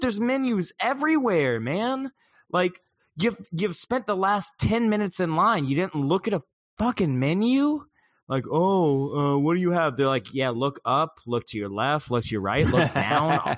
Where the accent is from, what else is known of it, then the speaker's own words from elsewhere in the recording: the South, United States; I'm from the South